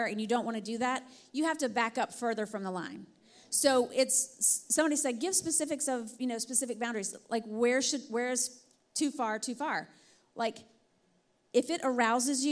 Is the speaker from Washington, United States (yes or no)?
no; Alabama, United States; I'm from Alabama